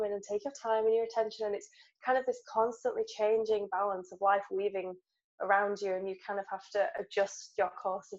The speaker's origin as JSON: {"language": "English", "region": "England", "country": "United Kingdom", "said": "we're writers and we're English"}